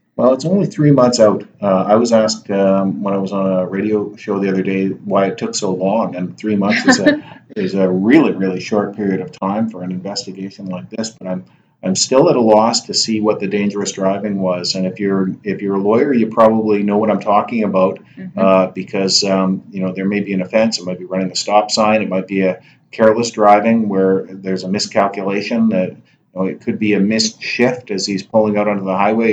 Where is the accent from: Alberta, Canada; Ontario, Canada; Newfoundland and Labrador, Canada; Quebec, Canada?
Alberta, Canada; Alberta, and I grew up in Alberta